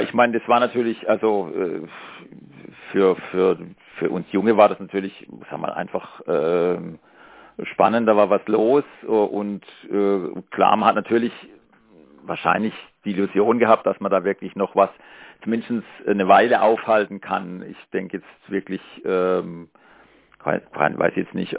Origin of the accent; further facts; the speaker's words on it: Markgräflerland, Baden-Württemberg, Germany; now in Freiburg, Germany; ich komme ja aus Markgräfenland